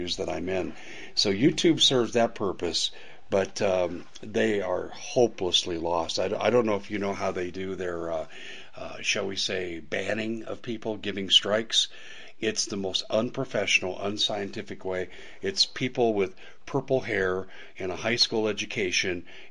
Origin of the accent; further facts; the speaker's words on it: Maricopa County, Arizona, United States; I'm from Maricopa County.